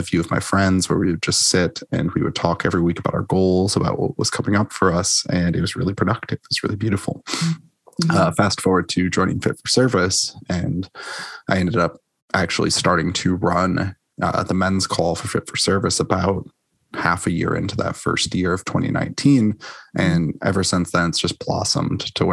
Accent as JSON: {"language": "English", "town": "Minneapolis", "region": "Minnesota", "country": "United States", "tie": "born or raised there", "said": "the house that I'm in right now is about a block away from the house that I grew up"}